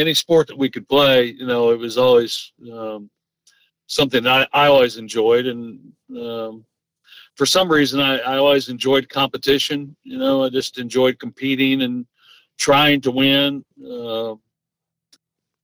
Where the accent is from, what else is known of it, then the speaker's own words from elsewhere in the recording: Converse, Indiana, United States; moved away as an adult; also born or lived in North Carolina / Denver; when I was growing up in Converse